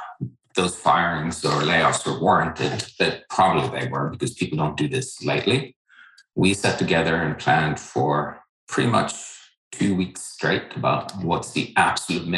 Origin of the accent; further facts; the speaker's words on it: Norway; moved away as an adult; also born or lived in Boston; now in United States; I didn't grow up here in this country. I grew up in Norway.